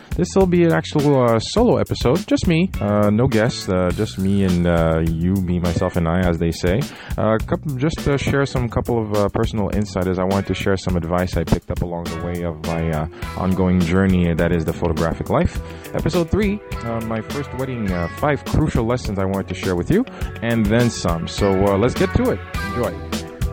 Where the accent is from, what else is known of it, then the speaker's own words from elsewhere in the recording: Haiti; moved away; my hometown in Haiti